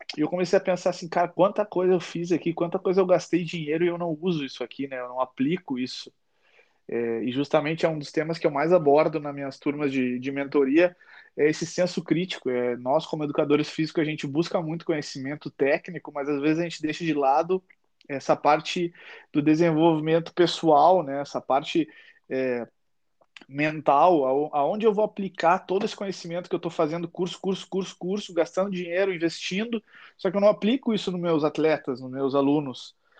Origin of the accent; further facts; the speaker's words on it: Uruguaiana, Rio Grande do Sul, Brazil; Eu sou, eu sou do sul, sou do interior do Rio Grande do Sul, a minha cidade lá é uruguaiana